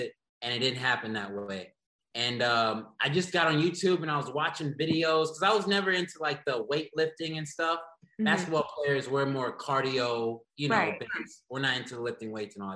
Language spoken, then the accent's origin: English; The Woodlands, Texas, United States; moved away as an adult; also born or lived in Houston, Texas; now in Los Angeles, United States; I was born and raised in Houston, Texas. Grew up in the Woodlands, Texas, outside of Houston suburbs